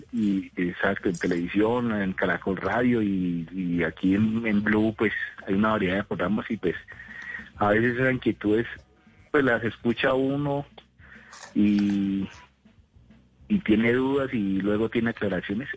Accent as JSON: {"language": "Spanish", "town": "Cali", "region": "Valle del Cauca", "country": "Colombia", "moved": "as an adult", "lives_now": "Sogamoso, Colombia", "said": "yo soy de Cali, aunque le estoy hablando de Sogamoso, mm. hace unos años vivo acá"}